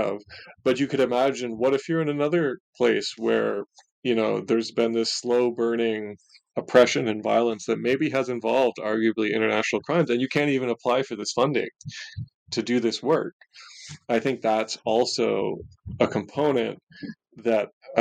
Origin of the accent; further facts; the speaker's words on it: Ontario, Canada; of Canada, which is actually where I grew up. I grew up in Ontario